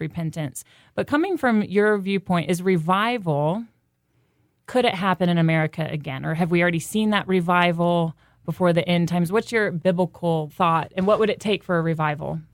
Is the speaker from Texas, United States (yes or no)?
no; North Carolina, United States; I was from North Carolina